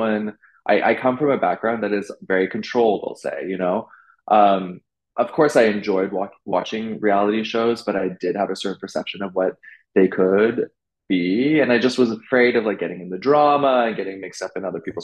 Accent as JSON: {"language": "English", "town": "Vancouver", "region": "British Columbia", "country": "Canada", "tie": "born or raised there", "also_born_or_lived": "London / Beijing", "moved": "as an adult", "lives_now": "New York, United States", "said": "I'm from Vancouver, so I go home quite often."}